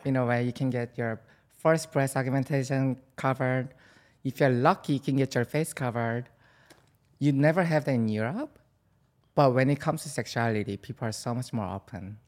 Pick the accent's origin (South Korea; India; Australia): South Korea; now in New York City, United States; I'm from South Korea